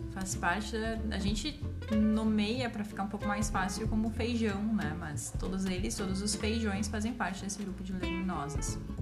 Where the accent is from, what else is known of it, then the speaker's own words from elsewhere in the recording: Brazil; nossa vida como brasileiros